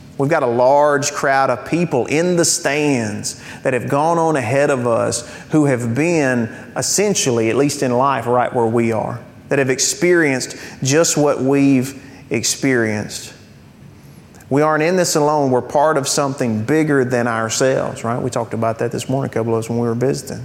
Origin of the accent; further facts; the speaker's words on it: United States; I'm a Christian who is an American